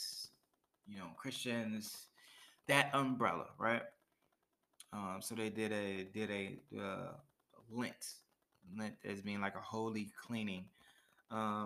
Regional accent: United States; I am from the States

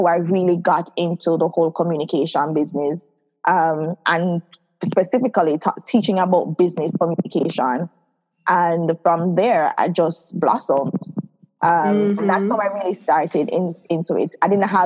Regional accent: Saint Catherine, Jamaica; also born or lived in Kingston, Jamaica; I grew up in Kingston for a bit, then I transferred over to St. Catherine. So I spent most of my life in St. Catherine.

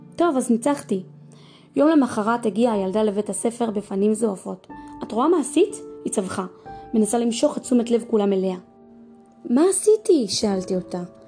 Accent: Israel; also born or lived in United States; בגיל שנתיים עליתי לארץ עם הוריי. הלכתי לגן ואחר כך לכיתה א'

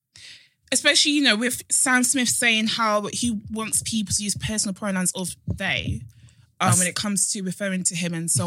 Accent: Nigeria; I'm a Nigerian woman

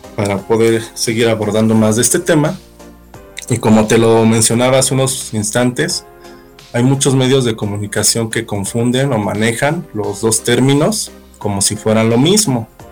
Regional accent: Mexico; como buen mexicano

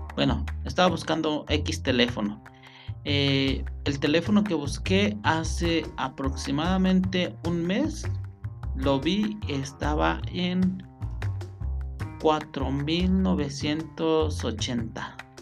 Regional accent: Mexico; now in Michoacán, Mexico; lo que nosotros hacemos como mexicanos

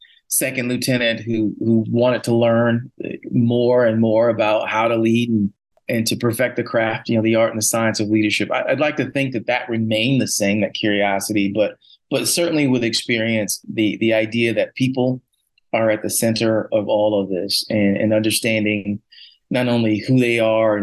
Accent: Hartford, Connecticut, United States; moved away as an adult; also born or lived in West Point, New York; now in Glenview, United States; I was from Hartford, Connecticut. Oldest of three boys, grew up, you know, with sports

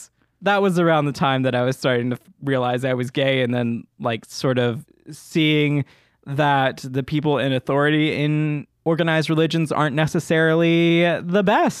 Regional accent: the South, United States; It was I had to go to church, y'all, because I grew up in the South.

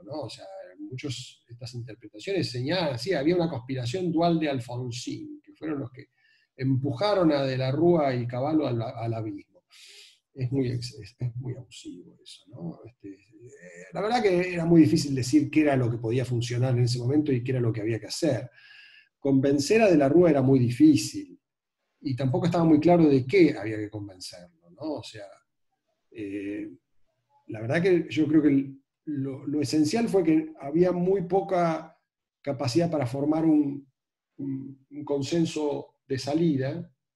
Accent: Argentina

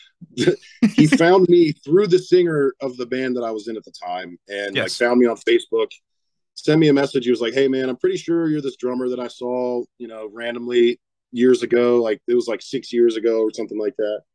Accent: West Virginia, United States; I'm from West Virginia, born and raised

